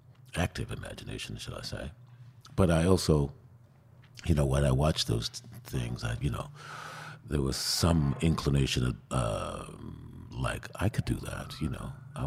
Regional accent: Queens, New York, United States; Oh, well, I remember once, I don't remember what time of year it was, but I remember my folks had a party

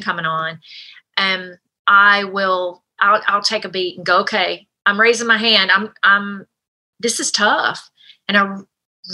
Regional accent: United States; I'm from the States

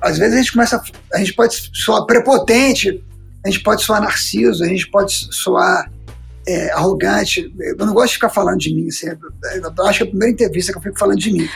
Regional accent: Brasília, Federal District, Brazil; moved away as an adult; also born or lived in Minas Gerais; now in Belo Horizonte, Brazil; eu sou mineiro, mas a gente foi para Brasília muito cedo, eu era muito novo

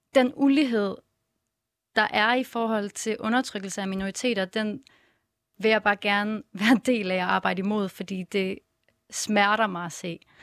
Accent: Vejle, Southern Denmark, Denmark; jeg er opvokset i Vejle

